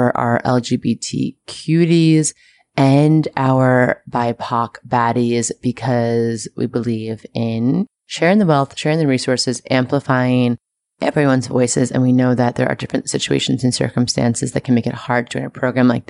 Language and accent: English; New York City, New York, United States; I'm very proud of my hometown right now.